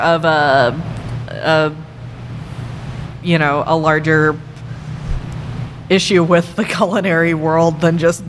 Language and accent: English; Chicago, Illinois, United States; getting to see my hometown